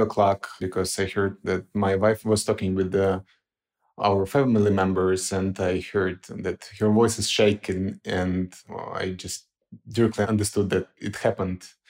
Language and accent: English; Ukraine; moved away as an adult; now in Lviv, Ukraine; I had to relocate to Lviv because currently I cannot come back to my hometown because of, uh, occupations